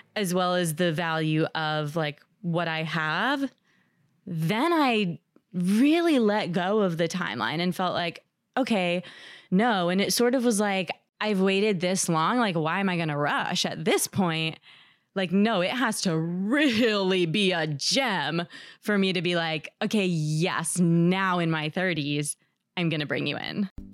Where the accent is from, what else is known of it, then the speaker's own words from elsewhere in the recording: New Jersey, United States; now in New York City, United States; I live in New York City, and I'm from New Jersey